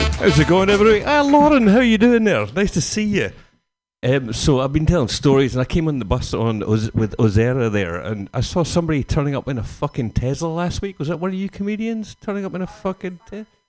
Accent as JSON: {"language": "English", "region": "Scotland", "country": "United Kingdom", "said": "Being Scottish"}